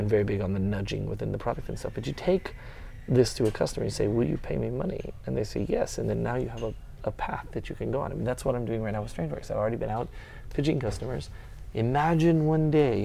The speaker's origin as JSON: {"language": "English", "town": "Austin", "region": "Texas", "country": "United States", "said": "I don't say I'm from Texas, I'm from Austin."}